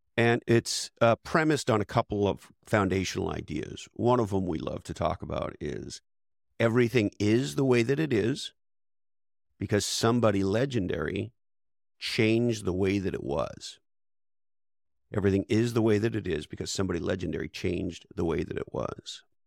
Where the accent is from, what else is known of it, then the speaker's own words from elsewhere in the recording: Montreal, Quebec, Canada; moved away as an adult; also born or lived in Toronto / Silicon Valley; I was born and raised in Montreal, Canada